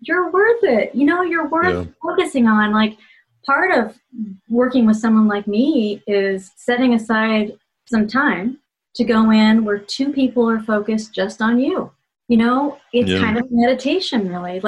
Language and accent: English; Ohio, United States; I grew up in Ohio where politeness is so important. Midwestern politeness